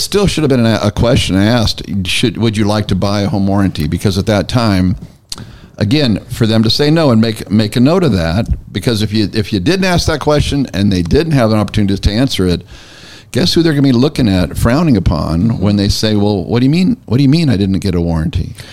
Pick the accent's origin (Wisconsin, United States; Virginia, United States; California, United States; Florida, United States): California, United States; Northern; now in Tennessee, United States; I'm from Northern California